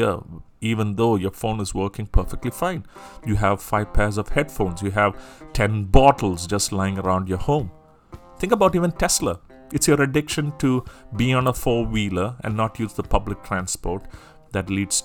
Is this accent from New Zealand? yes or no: no; Singapore; I'm from Singapore